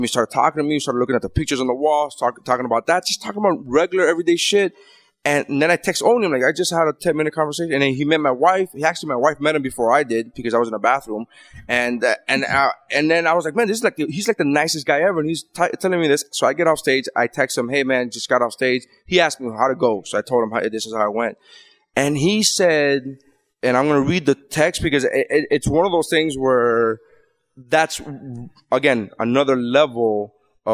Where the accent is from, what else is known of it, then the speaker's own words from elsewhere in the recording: Miami, Florida, United States; I'm from Miami